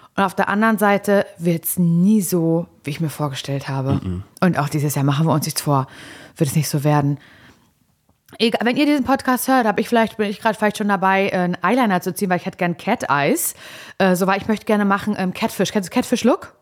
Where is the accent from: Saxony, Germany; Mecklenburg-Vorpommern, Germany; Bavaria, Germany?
Mecklenburg-Vorpommern, Germany; Parchim; moved away; als ich hier weggezogen bin aus Parchim vor einigen Jahren